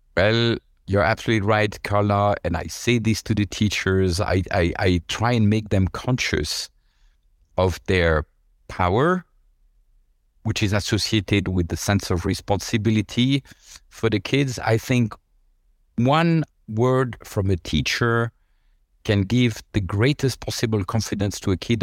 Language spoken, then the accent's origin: English; La Chaux-de-Fonds, Neuchâtel, Switzerland; moved away; also born or lived in Lausanne; in a city nobody has heard of apart from, uh, the Swiss. It's called La Chaux-de-Fonds.